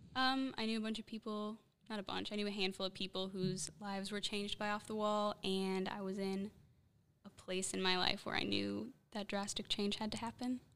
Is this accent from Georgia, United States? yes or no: no; Chicago, Illinois, United States; moved away; I'm from Chicago